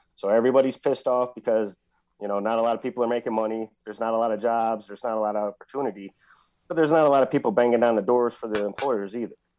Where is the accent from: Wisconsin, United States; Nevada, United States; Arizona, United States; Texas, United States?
Wisconsin, United States; Milwaukee; also born or lived in small farm community; growing up in Milwaukee, you would know when you walk down the streets of Milwaukee to be on the defensive